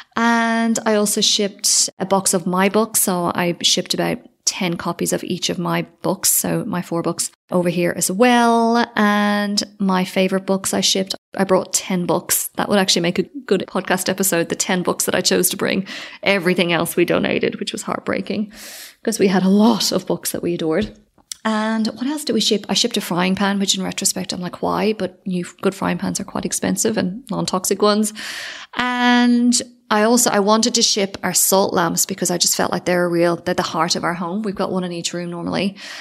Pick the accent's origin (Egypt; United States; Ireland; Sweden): Ireland; also born or lived in Sydney, Australia; now in Spain; I don't know if I'm too Irish